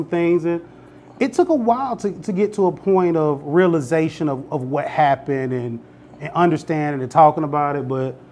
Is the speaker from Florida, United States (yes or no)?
yes; Pensacola, Florida, United States; moved away as an adult; also born or lived in Macon, Georgia; now in McDonough, United States; I'm originally from Pensacola, Florida